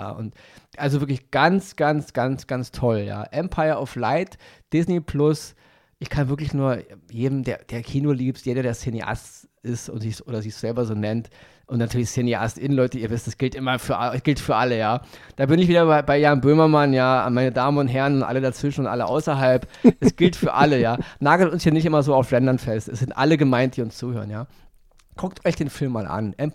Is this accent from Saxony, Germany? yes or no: no; Berlin, Germany; ich bin aufgewachsen damals im Wedding und ich hatte einen Kumpel, Siu hieß der.